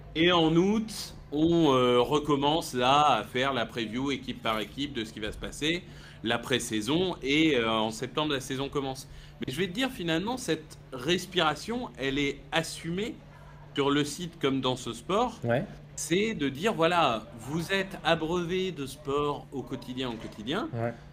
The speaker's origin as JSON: {"language": "French", "town": "Amiens", "region": "Hauts-de-France", "country": "France", "tie": "born or raised there", "said": "je suis né à Amiens"}